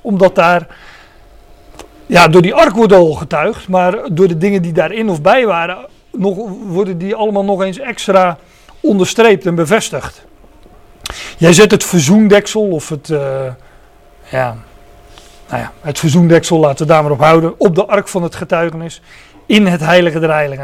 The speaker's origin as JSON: {"language": "Dutch", "country": "Netherlands", "said": "nu zijn wij Nederlanders"}